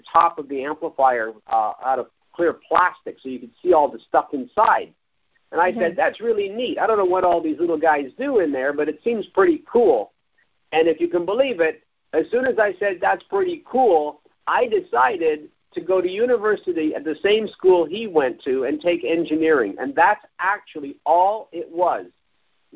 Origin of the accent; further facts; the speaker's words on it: Toronto, Ontario, Canada; I was raised in Toronto. I've never lived anywhere else than Toronto my whole life, or at least in the GTA